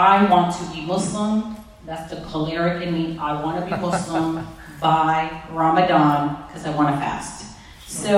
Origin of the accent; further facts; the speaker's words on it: New York City, New York, United States; growing up in New York, I mean, I grew up in the home and origins of hip-hop.